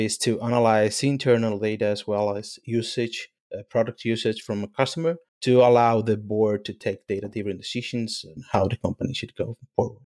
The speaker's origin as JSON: {"language": "English", "country": "Spain", "moved": "yes", "said": "I'm from Spain"}